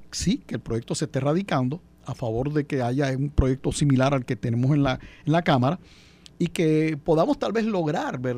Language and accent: Spanish; Puerto Rico; Sí, así fue. Acuérdate llegué a los seis años a, a, Puerto Rico.